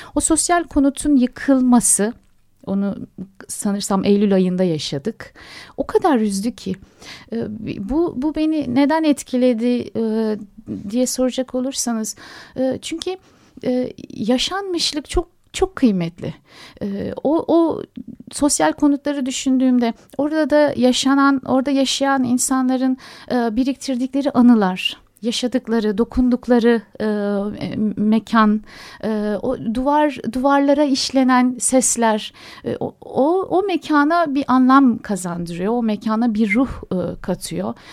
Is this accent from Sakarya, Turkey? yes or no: yes; Adapazarı, Sakarya, Turkey; Adapazarı'nda doğdum, büyüdüm ben.